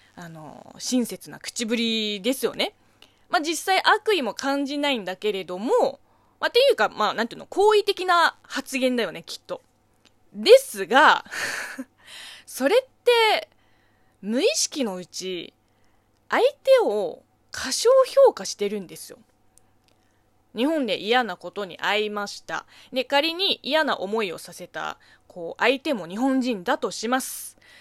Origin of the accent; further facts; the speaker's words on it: China; Japanese is a second language; now in Japan; 中国生ま れ、中国育ちの私